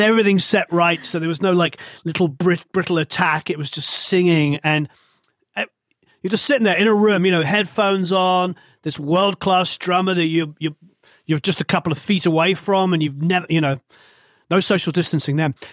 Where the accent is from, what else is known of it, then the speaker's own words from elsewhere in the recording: England, United Kingdom; being English